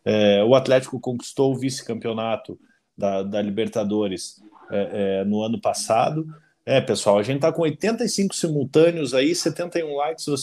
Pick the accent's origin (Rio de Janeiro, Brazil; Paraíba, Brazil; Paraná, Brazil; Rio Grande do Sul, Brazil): Paraná, Brazil; nós, como paranaenses, é, é, aqui da, da, da, aldeia, né?